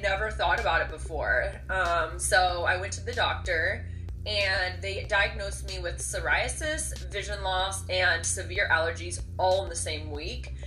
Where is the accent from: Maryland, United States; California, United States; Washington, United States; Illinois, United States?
Washington, United States; Seattle; I'm actually from Seattle and I grew up with a camera in my hand